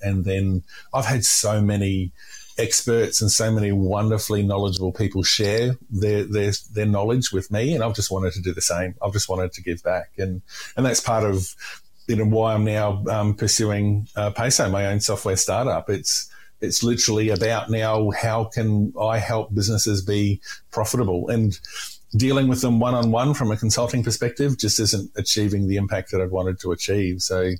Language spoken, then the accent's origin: English; Queensland, Australia; And I'm from North Queensland, right? So we didn't deliberately drink hot drinks.